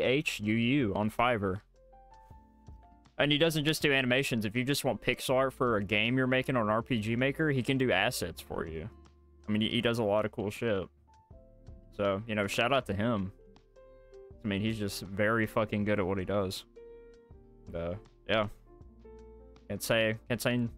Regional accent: the South, United States; we're from the South

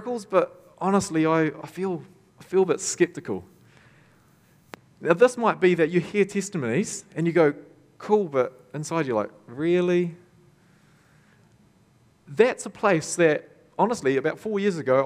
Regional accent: Tokoroa, Waikato, New Zealand; I grew up in Tokoroa. My parents pastored the church there

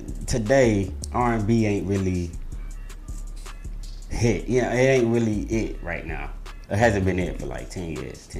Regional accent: Philadelphia, Pennsylvania, United States; I grew up on Philly, you know, because I was born in Philly.

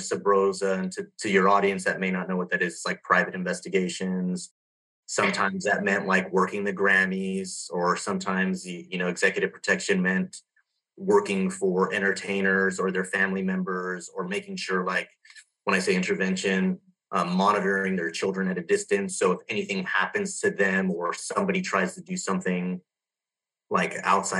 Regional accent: Southern California, United States; also born or lived in Los Angeles, California; grew up in Southern California, a small town. I was born in Los Angeles and raised there for about 7 years

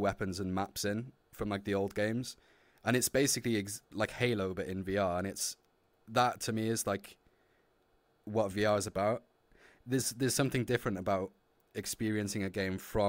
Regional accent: Wales, United Kingdom; I'm not English, I'm Welsh

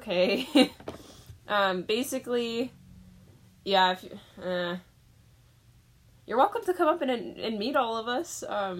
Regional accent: Portland, Oregon, United States; now in Powell Butte, United States; I'm originally from Portland, but I live in Powell Butte now

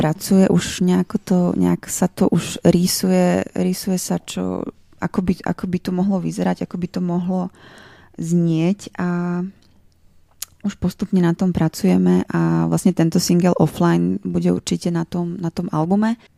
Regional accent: Slovakia; first language Slovak; also born or lived in Brno; now in Prague, Czech Republic; ja tiež milujem Slovenčinu, je to môj rodný jazyk

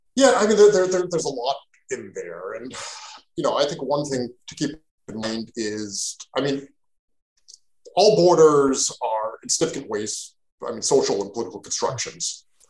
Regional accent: Canada; also born or lived in Mexico; now in Portland, United States; I'm Canadian. I grew up in Canada

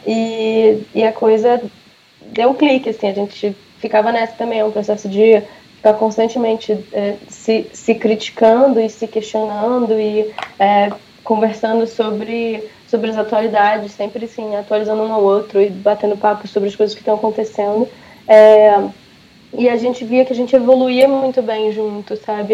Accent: Brazil; o fato de eu ter nascido do Brasil

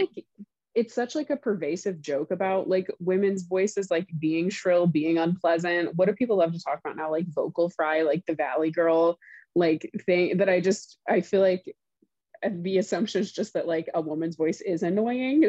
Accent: Southern Indiana, United States; moved away; I grew up in Southern Indiana

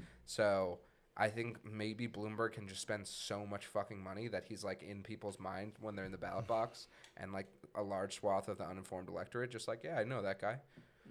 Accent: Minnesota, United States; from Minnesota.

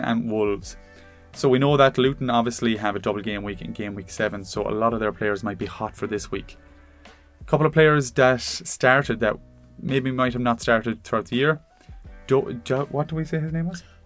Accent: Ireland; as an Irishman

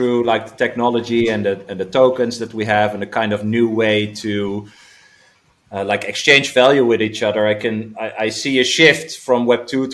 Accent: Netherlands; I'm from the Netherlands, based there

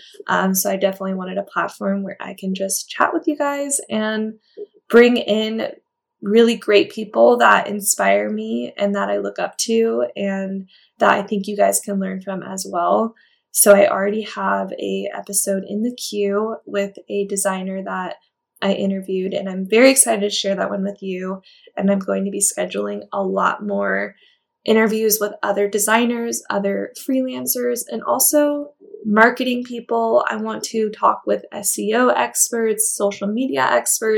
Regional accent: California, United States; now in Nevada, United States; But I grew up in California.

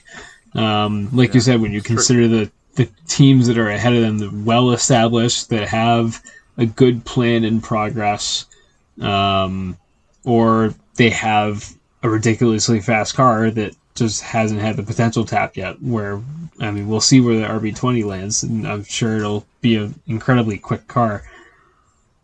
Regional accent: United States; I'm an American

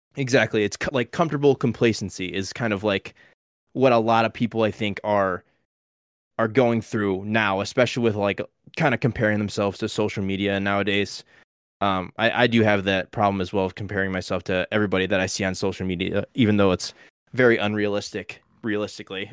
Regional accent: Illinois, United States; I was born in Illinois, born and raised

